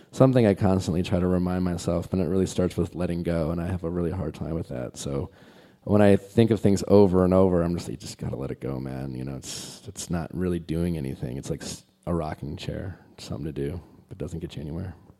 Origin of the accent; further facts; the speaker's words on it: Milwaukee, Wisconsin, United States; moved away as an adult; I grew up in Milwaukee and lived in Milwaukee most, in all through my twenties